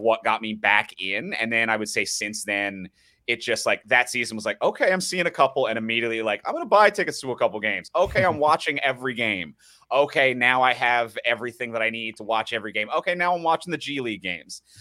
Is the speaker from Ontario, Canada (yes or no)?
no; Newfoundland and Labrador, Canada; moved away as an adult; now in Toronto, Canada; I grew up in Newfoundland, so I'm not a born and raised Torontonian